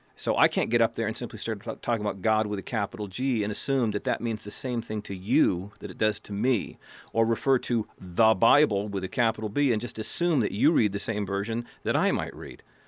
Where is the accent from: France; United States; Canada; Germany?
United States; I am white, I am male, I'm American, I'm from a Protestant background